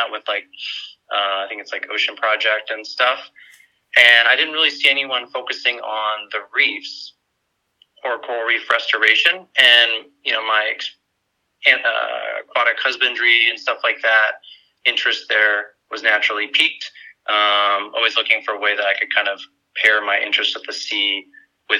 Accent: Tucson, Arizona, United States; moved away as an adult; also born or lived in New York / Bay Area, California / Phoenix, Arizona; Growing up in Arizona, funny enough, my family was into scuba diving

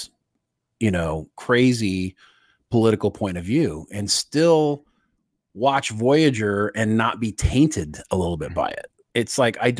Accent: United States; as an American

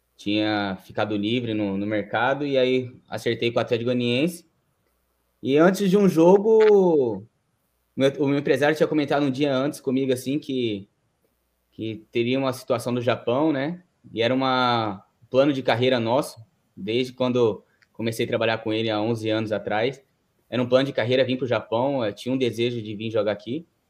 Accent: São José do Rio Preto, São Paulo, Brazil; moved away as an adult; now in Japan; sou do interior de São Paulo, São José do Rio Preto. E eu estava até os meus 17 anos jogando no Rio Preto, no time da minha cidade

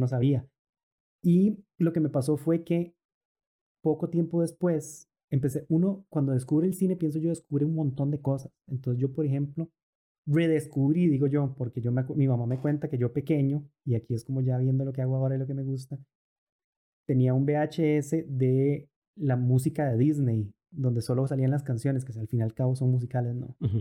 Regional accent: Costa Rica; also born or lived in Argentina; nuestro país, en Costa Rica

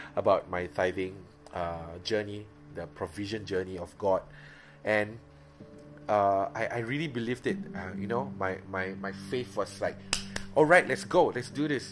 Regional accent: Miri, Sarawak, Malaysia; moved away; before i went back to miri before i go back to my own my hometown

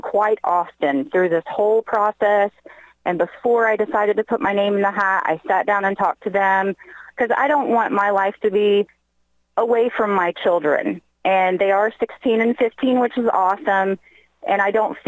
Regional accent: Brookville, Indiana, United States; I grew up in Brooksville, Indiana

